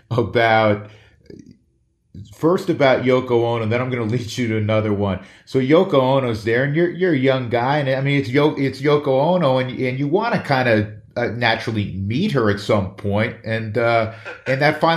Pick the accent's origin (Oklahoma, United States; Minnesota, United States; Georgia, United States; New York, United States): New York, United States; And again, I'm a New Yorker, so I know that building well.